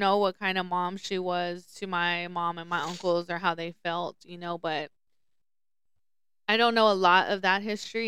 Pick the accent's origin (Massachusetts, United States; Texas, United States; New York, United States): Texas, United States; Lubbock; also born or lived in Dallas; I grew up in Lubbock